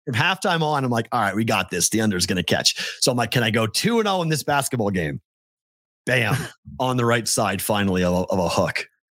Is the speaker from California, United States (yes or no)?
no; Andover, Massachusetts, United States; I was born in Andover, Massachusetts